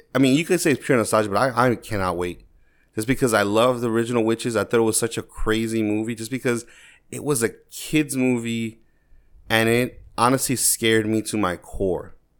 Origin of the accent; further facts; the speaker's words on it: New York, United States; growing up in New York